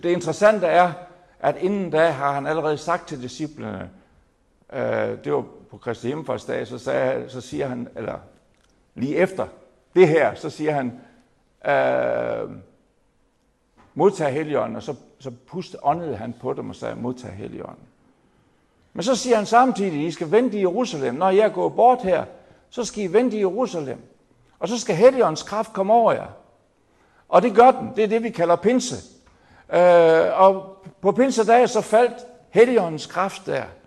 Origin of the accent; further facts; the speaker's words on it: Jutland, Denmark; kommer jeg så fra det lyse Jylland